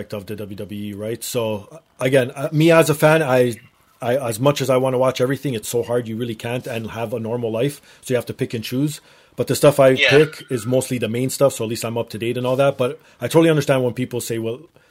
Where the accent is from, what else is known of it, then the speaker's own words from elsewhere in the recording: Toronto, Ontario, Canada; I'm a Canadian